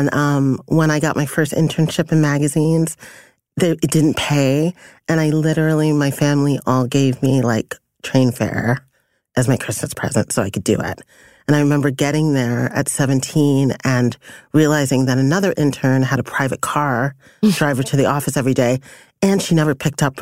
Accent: New York City, New York, United States; also born or lived in Panama; I was born in Panama. My parents are, I'm first generation. My parents were immigrants. I grew up in Brooklyn

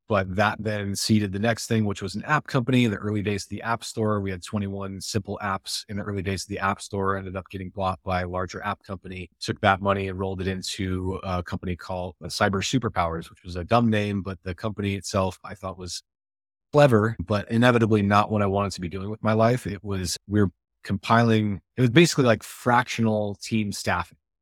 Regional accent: Iowa, United States; I grew up in Iowa

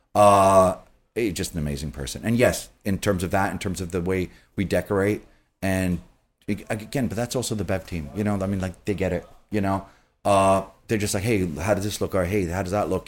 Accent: New York City, New York, United States; I grew up in Queens

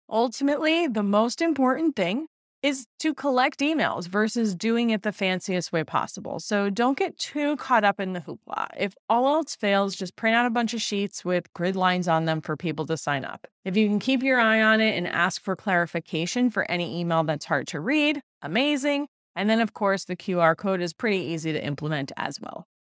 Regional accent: New York, United States; I'm from New York

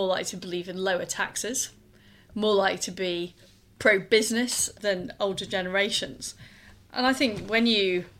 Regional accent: Leeds, Yorkshire and the Humber, United Kingdom; moved away as an adult; now in London, United Kingdom; I grew up in Leeds. I moved to London in the 1990s.

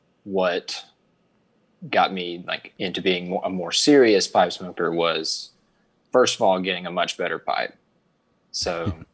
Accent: Alabama, United States; So I'm 23 years old. I'm from Alabama.

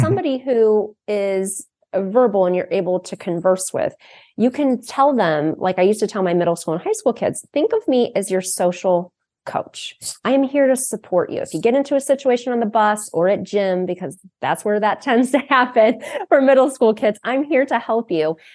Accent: Akron, Ohio, United States; I grew up in Akron, Ohio, home of Goodyear

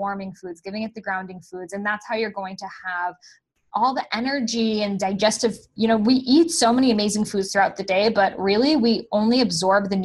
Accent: Boston, Massachusetts, United States; I grew up in Boston

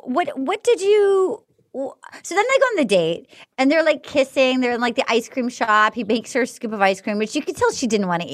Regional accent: New England, United States; I'm from New England. My family didn't discuss feelings much.

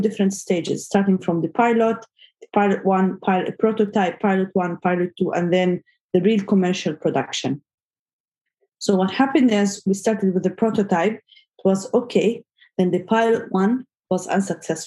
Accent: Gaza, Gaza Strip, Palestine; moved away as an adult; now in Saudi Arabia; I was born in Gaza and I grew up there

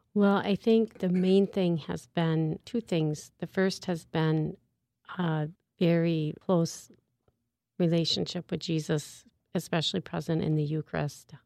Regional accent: St. Paul, Minnesota, United States; I'm from St. Paul, Minnesota, and actually live in South St. Paul, Minnesota

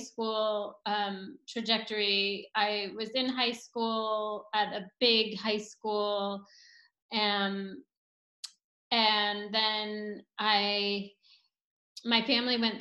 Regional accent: Boulder, Colorado, United States; moved away; I grew up in Boulder, Colorado

